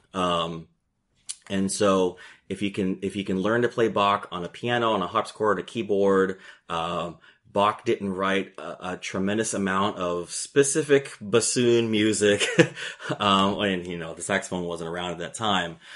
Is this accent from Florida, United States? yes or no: yes; Gainesville, Florida, United States; also born or lived in Puerto Rico; growing up in Gainesville, Florida